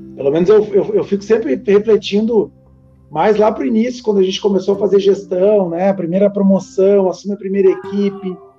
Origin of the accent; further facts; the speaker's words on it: Novo Hamburgo, Rio Grande do Sul, Brazil; Eu que sou da região de Novo Hamburgo